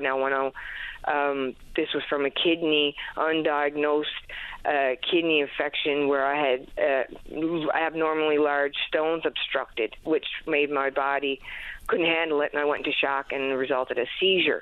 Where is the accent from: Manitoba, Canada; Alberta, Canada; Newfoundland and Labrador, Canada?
Newfoundland and Labrador, Canada; Happy Valley-Goose Bay; moved away as an adult; now in St. John's, Canada; my hometown, Happy Valley Goose Bay